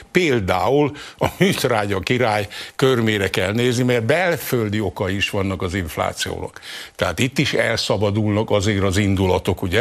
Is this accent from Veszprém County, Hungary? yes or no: no; Zala, Hungary; én Zalai vagyok